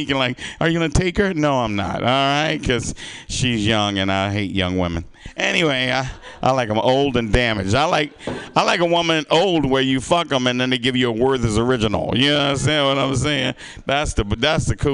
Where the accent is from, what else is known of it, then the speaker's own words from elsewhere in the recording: the South, United States; moved away; I grew up in the South